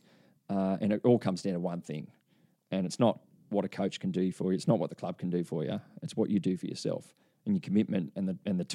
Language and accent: English; Byron Bay, New South Wales, Australia; I grew up in Byron Bay